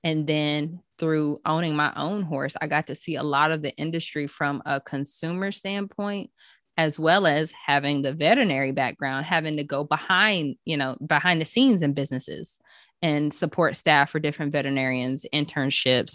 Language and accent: English; Chapel Hill, North Carolina, United States; also born or lived in Gainesville, Florida; now in Goldsboro, United States; I am From Chapel Hill, North Carolina, home of the Tar Heels